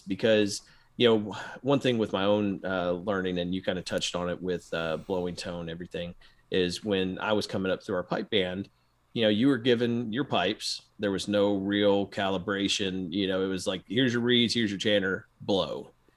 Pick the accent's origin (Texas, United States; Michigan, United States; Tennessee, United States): Tennessee, United States; Memphis; growing up in Memphis